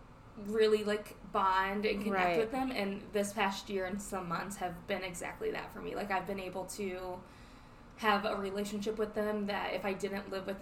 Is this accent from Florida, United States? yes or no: no; Ohio, United States; we're from Ohio